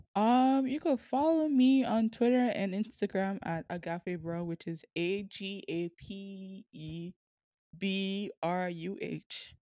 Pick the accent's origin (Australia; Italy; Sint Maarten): Sint Maarten; moved away as an adult; now in Kansas, United States